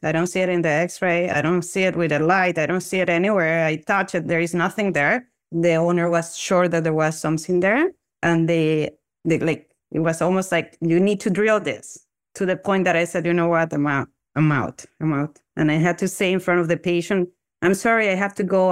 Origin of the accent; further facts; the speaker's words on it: Venezuela; moved away as an adult; now in Toronto, Canada; I'm originally from Venezuela, and I actually graduated from dental school back then in 2005 from the Central University of Venezuela. And then I moved to Canada